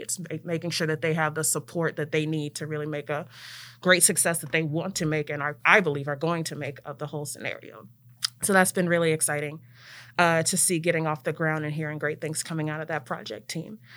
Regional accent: Prince George's County, Maryland, United States; moved away as an adult; also born or lived in Ithaca, New York; now in Memphis, United States; I am from Maryland originally

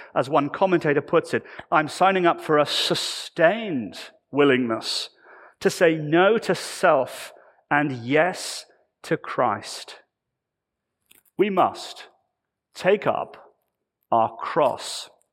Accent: United Kingdom; I come from the United Kingdom

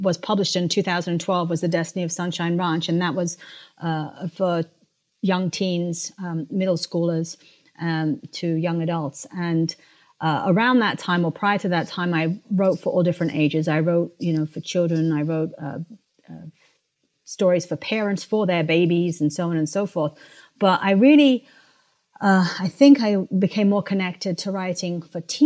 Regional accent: London, United Kingdom; moved away as an adult; also born or lived in Africa; now in United States; I was born in Africa and I grew up in London and then came to the United States, where I went to college and started living

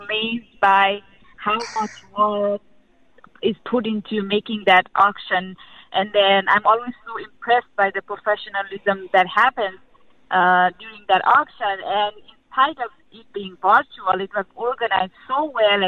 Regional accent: Nepal; moved away; I was born and raised in Nepal

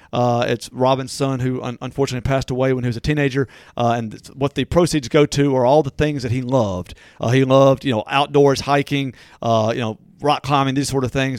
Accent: Natchez, Mississippi, United States; born or raised there; moved away

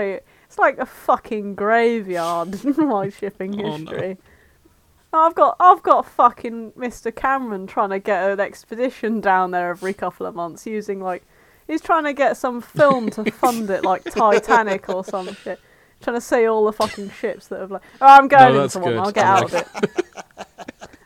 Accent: Ireland; accent: Irish; I am Irish

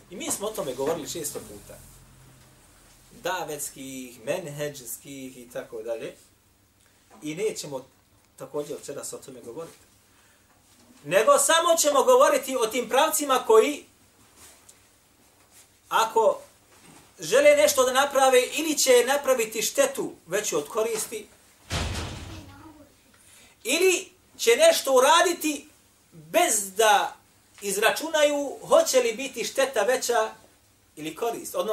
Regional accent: Bosnia & Herzegovina; ovdje kod nas u Bosni

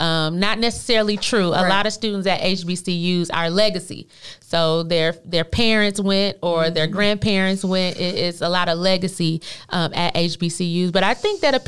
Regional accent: Flint, Michigan, United States; moved away as an adult; now in Texas, United States; I'm from Flint, Michigan

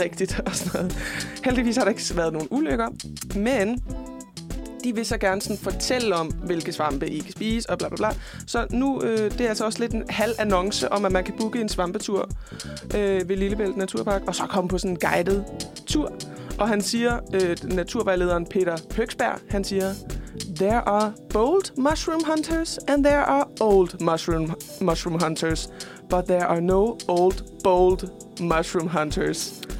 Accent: Fredericia, Southern Denmark, Denmark; min hjemby, Fredericia

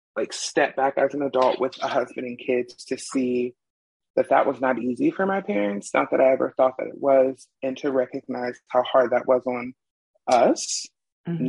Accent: Ohio, United States; also born or lived in Arizona; now in Utah, United States; I'm originally from Ohio

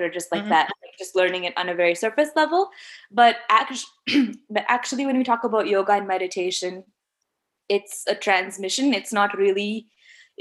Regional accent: Michigan, United States; I grew up in Michigan, so I was like any other Indian American

